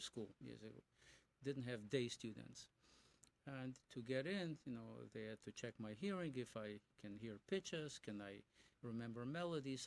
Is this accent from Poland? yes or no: yes; Poland; moved away; I was born in Poland in 1946